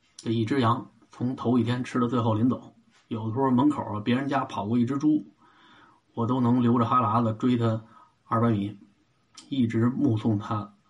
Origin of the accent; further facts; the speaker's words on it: Beijing, China; 小时候我四姑刚从嘉峪关搬回北京